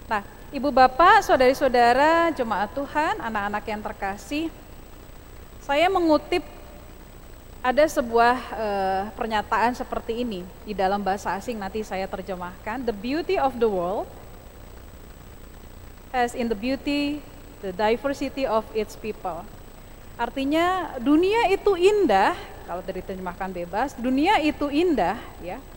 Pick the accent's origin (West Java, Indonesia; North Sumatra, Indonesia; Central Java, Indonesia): North Sumatra, Indonesia; saya sedikit terbata-bata dengan bat, e, bahasa Batak padahal saya orang Batak ya